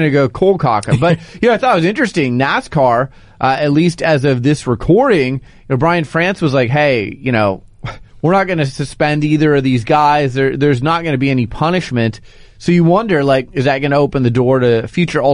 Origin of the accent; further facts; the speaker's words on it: Phoenix, Arizona, United States; now in Portland, United States; I grew up in Phoenix